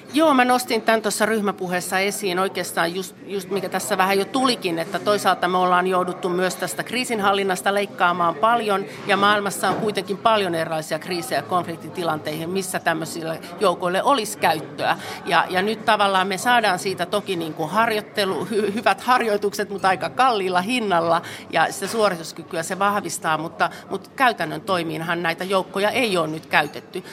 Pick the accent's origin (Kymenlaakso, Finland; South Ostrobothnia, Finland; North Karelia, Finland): North Karelia, Finland; Joensuu; mä oon itse Joensuusta